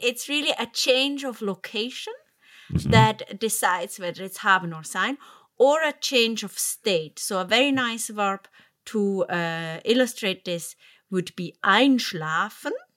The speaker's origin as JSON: {"language": "English", "region": "Zurich", "country": "Switzerland", "tie": "born or raised there", "said": "Zurich in the German speaking part and mm-hmm. Andrea's hometown, also my hometown"}